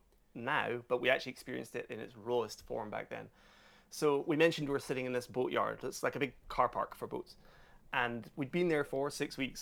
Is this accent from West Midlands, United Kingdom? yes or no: no; Glasgow, Scotland, United Kingdom; moved away as an adult